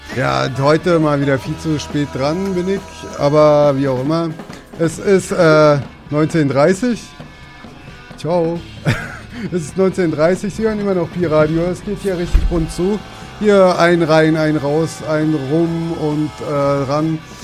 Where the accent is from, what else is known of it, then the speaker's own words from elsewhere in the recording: Hesse, Germany; now in Berlin, Germany; ich komme aus Hessen